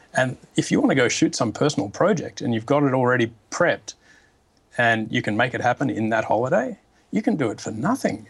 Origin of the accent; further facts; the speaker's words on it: Australia; now in New York, United States; I'm an Australian living in New York